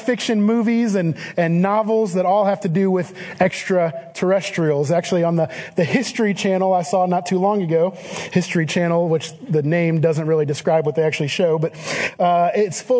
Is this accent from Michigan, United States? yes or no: no; Cleveland, Ohio, United States; I am from the Cleveland area